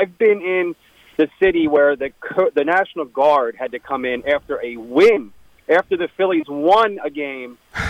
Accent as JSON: {"language": "English", "town": "Philadelphia", "region": "Pennsylvania", "country": "United States", "tie": "born or raised there", "moved": "yes", "lives_now": "West Palm Beach, United States", "said": "I'm from Cottman Ave, Philadelphia. Okay. Born and raised."}